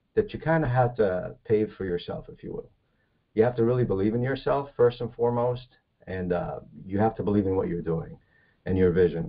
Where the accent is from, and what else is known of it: New Jersey, United States; born or raised there; moved away as an adult; also born or lived in Egypt / California; now in Florida, United States